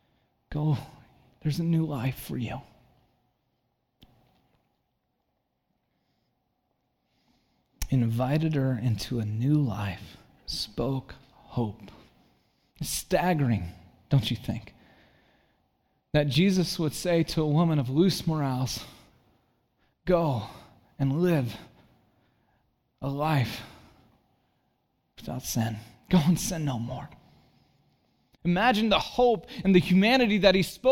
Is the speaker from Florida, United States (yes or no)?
no; Santa Cruz, California, United States; moved away as an adult; also born or lived in Chicago; I grew up in Santa Cruz